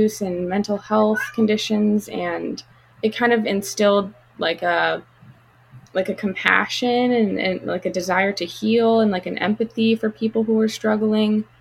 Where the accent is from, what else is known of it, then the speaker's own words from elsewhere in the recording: Colorado, United States; moved away as an adult; also born or lived in Chicago, Illinois / Princeton, New Jersey / Dallas, Texas; now in Los Angeles, United States; I moved to Colorado when I was like around 9. Went to middle school and high school in Colorado